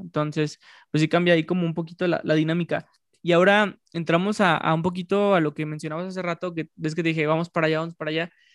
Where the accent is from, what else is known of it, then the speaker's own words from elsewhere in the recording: Mexico; yo siendo mexicano